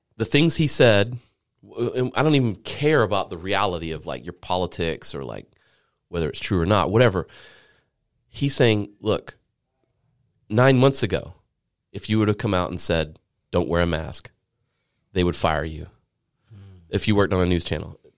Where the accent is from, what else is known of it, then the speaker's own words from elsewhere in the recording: Low Country, South Carolina, United States; I grew up in the Low Country